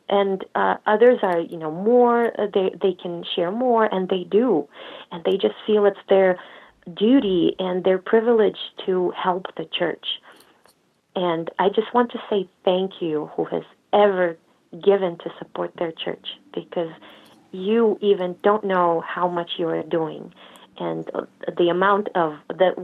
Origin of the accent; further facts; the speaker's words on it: Russia; moved away as an adult; now in United States; I grew up in Russia. I only moved here 16 years ago.